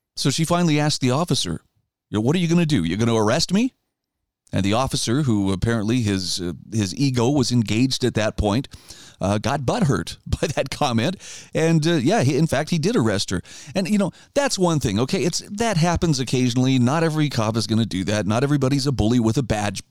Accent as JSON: {"language": "English", "region": "Idaho", "country": "United States", "said": "my home state of Idaho"}